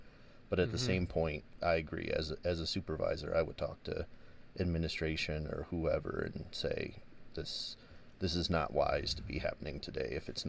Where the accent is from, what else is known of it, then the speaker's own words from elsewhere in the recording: Northeast, United States; because I'm from the Northeast.